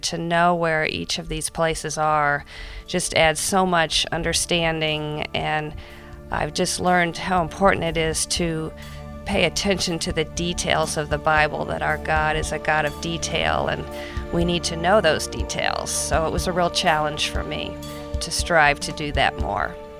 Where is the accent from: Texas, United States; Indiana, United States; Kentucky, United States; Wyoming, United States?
Indiana, United States; Indianapolis; I'm from Indianapolis